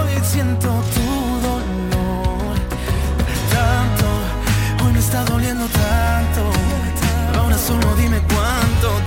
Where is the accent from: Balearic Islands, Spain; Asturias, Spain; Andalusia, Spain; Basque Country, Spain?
Andalusia, Spain; Málaga; Soy de Málaga.